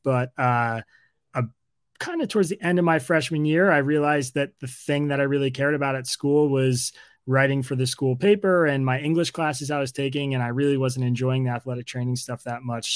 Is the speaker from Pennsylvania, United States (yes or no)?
yes; Bucks County, Pennsylvania, United States; where I grew up in Bucks County, Pennsylvania